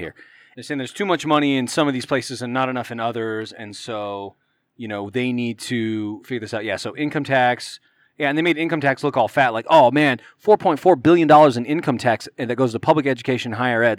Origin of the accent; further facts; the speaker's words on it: Plain City, Utah, United States; I grew up in Plain City